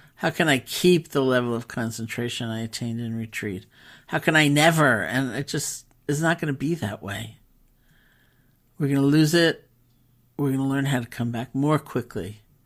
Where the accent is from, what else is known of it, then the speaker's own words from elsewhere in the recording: New York City, New York, United States; also born or lived in Barre, Massachusetts; as a New Yorker